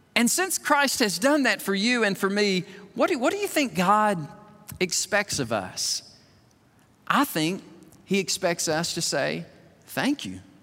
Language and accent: English; Alabama, United States; I'm from Alabama